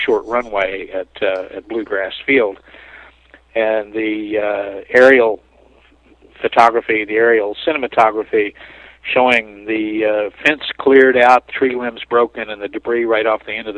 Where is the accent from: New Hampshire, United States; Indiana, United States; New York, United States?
Indiana, United States; southern; moved away; I was visiting my home town in southern Indiana, only about 45 miles from Lexington